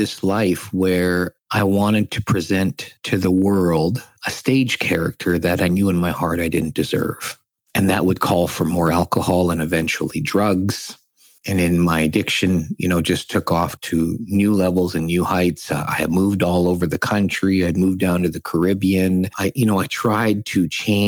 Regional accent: Saskatchewan, Canada; I grew up born and raised in Saskatchewan to immigrant parents from the Philippines.

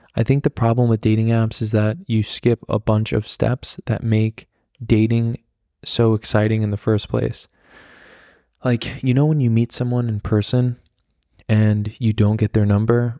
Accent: the Hamptons, New York, United States; born or raised there; now in Germany

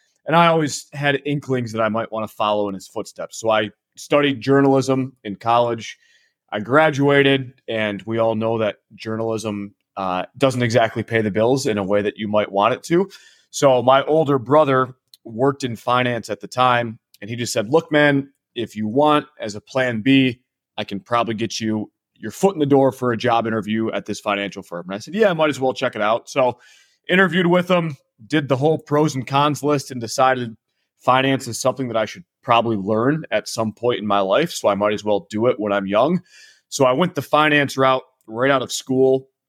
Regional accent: Michigan, United States; I'm from Michigan, so sometimes people will say it's Canadian.

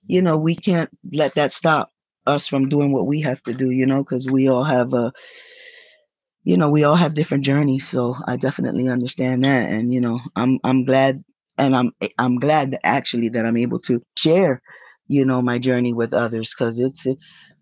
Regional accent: New York, United States; also born or lived in Puerto Rico; I grew up in violin, but I come from New York. I don't know. I mean, most people that know me know that I am from New York, but I grew up in violin. I'm what they call one of those New Yorkans.

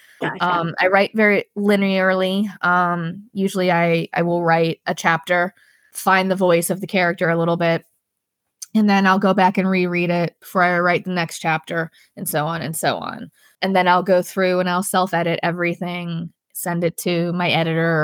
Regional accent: Pittsburgh, Pennsylvania, United States; in the Steel City, which is in Pittsburgh, my hometown.

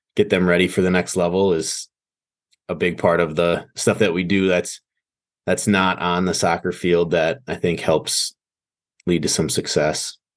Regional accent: Green Bay, Wisconsin, United States; I was born and raised in Green Bay, Wisconsin

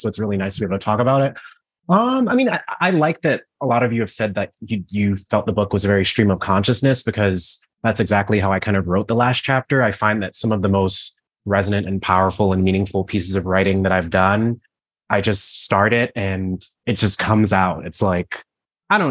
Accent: Cleveland, Ohio, United States; I grew up in Cleveland, Ohio.

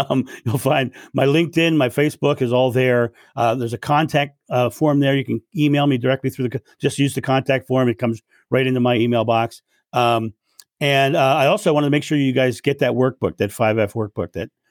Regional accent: United States; I'm American

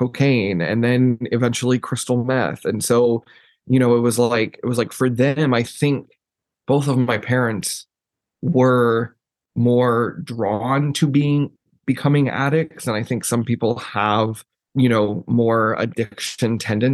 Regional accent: Texas, United States; also born or lived in Jerseyville, Illinois; growing up in Texas, it was very interesting

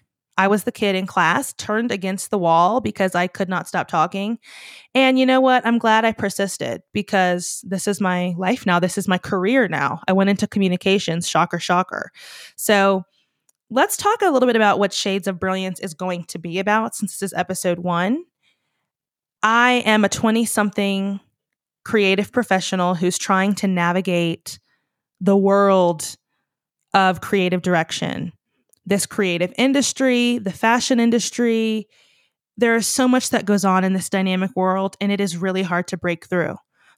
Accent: Virginia, United States; If you're new here, I'm from Virginia originally.

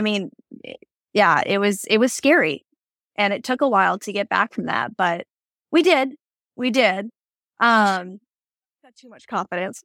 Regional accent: Yakima, Washington, United States; moved away as an adult; I grew up in Yakima, Washington

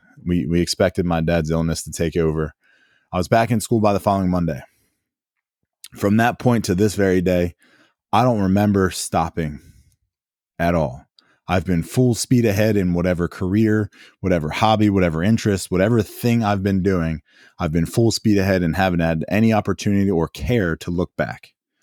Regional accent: Downingtown, Pennsylvania, United States; now in Maryland, United States; Where am I from? I'm from Downingtown, Pennsylvania. And now I live down here in Maryland.

